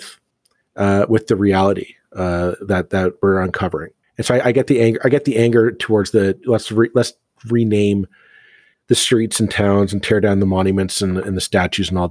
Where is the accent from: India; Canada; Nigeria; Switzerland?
Canada; as a Canadian student in my high school Canadian history classes